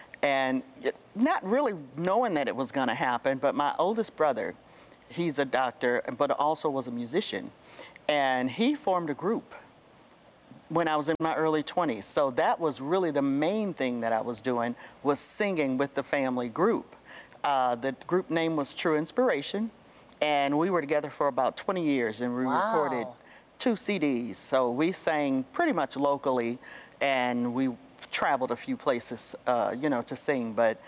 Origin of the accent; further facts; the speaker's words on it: Detroit, Michigan, United States; I come from Detroit.